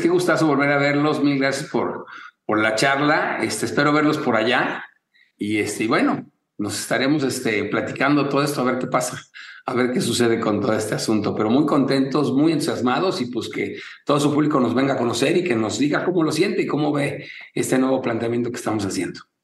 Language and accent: Spanish; Mexico